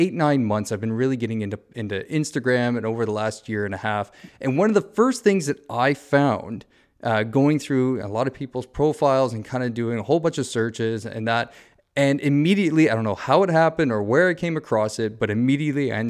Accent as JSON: {"language": "English", "region": "Southern Ontario", "country": "Canada", "tie": "born or raised there", "moved": "yes", "said": "I grew up in Southern Ontario"}